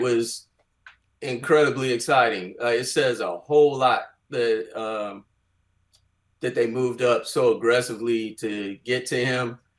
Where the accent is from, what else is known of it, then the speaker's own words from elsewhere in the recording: Bay Area, California, United States; growing up in the Bay Area